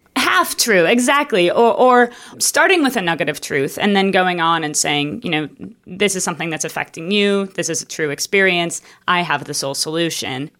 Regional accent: Minneapolis, Minnesota, United States; I grew up in Minneapolis, in Minneapolis, Minnesota.

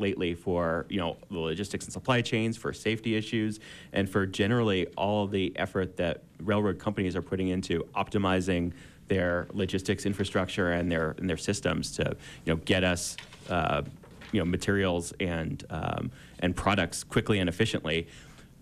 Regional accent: Florida, United States; when I was a kid growing up in Florida

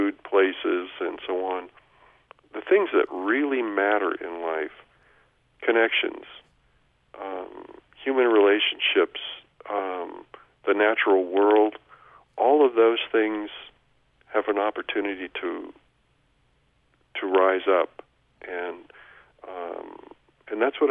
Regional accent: Oregon, United States; Oregon, my home state

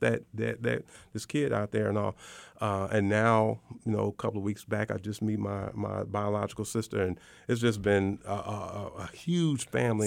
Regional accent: Chicago, Illinois, United States; moved away as an adult; also born or lived in Iowa; now in Arkansas, United States; I grew up in the South Side of Chicago

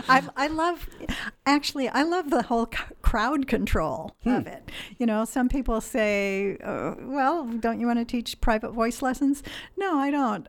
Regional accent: Illinois, United States; moved away as an adult; also born or lived in Wisconsin; now in Eugene, United States; I grew up in the Midwest okay. in, in Illinois.

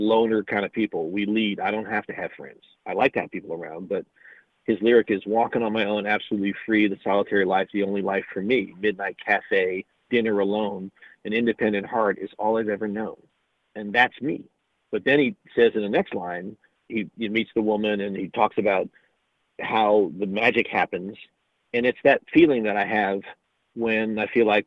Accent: Columbus, Ohio, United States; born or raised there; moved away

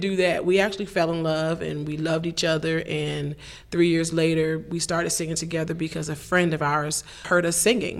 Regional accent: Washington, District of Columbia, United States; I came from Baptist Church in Washington D.C.

